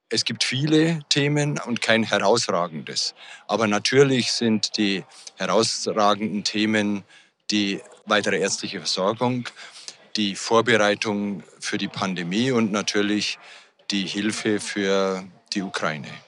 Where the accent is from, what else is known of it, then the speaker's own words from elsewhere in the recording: Bavaria, Germany; Ich komme ja aus Bayern und Bayern hat sich da schon auf den Weg gemacht, die Studienplätze zu erweitern. Es gibt jetzt beispielsweise für den Bereich, aus dem ich komme, Niederbayern, einen extra neuen Campus.